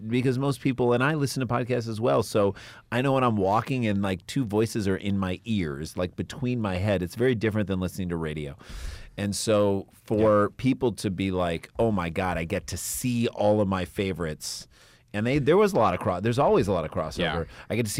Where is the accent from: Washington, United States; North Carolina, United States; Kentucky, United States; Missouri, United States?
Missouri, United States; St. Louis; No, we grew up in St. Louis where everyone was poor, but we all got our own rooms.